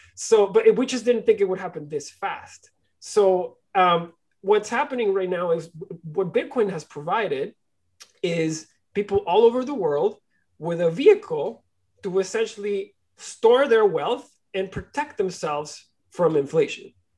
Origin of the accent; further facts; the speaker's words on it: Barquisimeto, Lara, Venezuela; now in Toronto, Canada; I was born and raised in, in, Venezuela. I was born in a small city called Barquisimeto